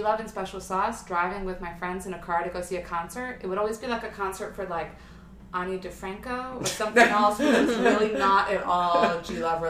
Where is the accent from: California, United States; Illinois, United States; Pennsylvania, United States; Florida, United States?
Pennsylvania, United States; outside of Philadelphia; Growing up outside of Philadelphia, I like to pretend that I was growing up inside of Philadelphia.